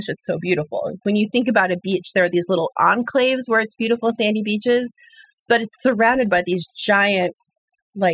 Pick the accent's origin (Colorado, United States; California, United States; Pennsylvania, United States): Colorado, United States; moved away as an adult; also born or lived in Oklahoma / Texas; now in Portugal; when I was six and we moved to Colorado